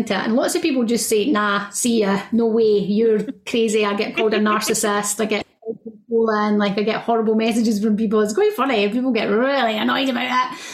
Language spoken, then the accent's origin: English; Scotland, United Kingdom; I'm Scottish